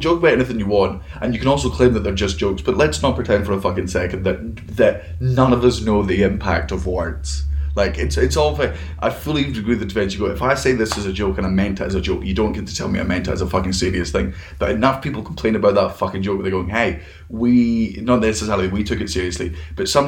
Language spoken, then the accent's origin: English; Fife, Scotland, United Kingdom; I grew up in Fife